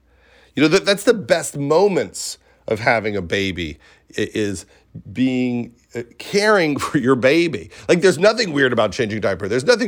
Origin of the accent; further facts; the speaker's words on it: Syosset, New York, United States; I'm from Syosset, yeah.